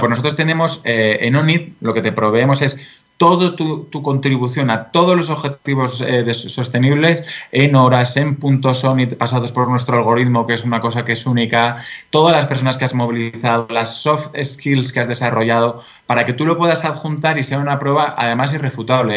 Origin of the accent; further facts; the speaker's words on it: Spain; also born or lived in England / Brussels / China / United States; now in Madrid, Spain; soy de España y eh, estudié eh, económicas y derecho aquí en España